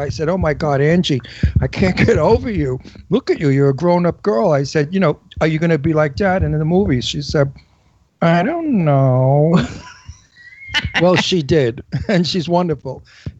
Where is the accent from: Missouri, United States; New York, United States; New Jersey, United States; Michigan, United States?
New York, United States; New York City; accent: Brooklyn; I'm from Brooklyn. I have a Brooklyn accent.